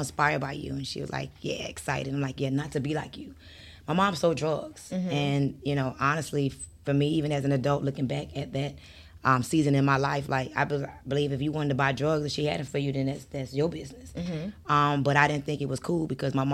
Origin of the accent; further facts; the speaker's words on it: Miami, Florida, United States; also born or lived in Bronx, New York; I was raised in Miami